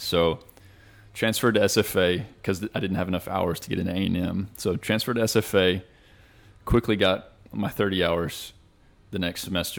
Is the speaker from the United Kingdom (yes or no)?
no; Shallowater, Texas, United States; moved away; I graduated from Shallowwater, Texas. So what? It's about 20 minutes north of Lubbock, Texas.